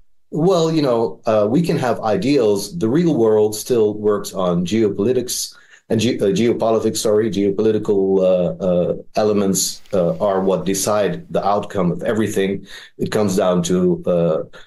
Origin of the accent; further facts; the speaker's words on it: Netherlands; moved away as an adult; also born or lived in Middle East; I was born and raised in the Netherlands. I lived for 40 years in that democracy.